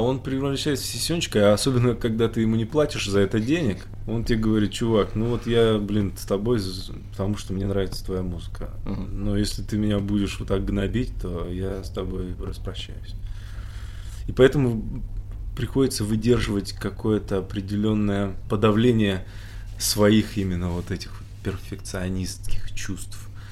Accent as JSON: {"language": "Russian", "region": "Siberia", "country": "Russia", "moved": "yes", "lives_now": "Moscow, Russia", "said": "мы же все из Сибири"}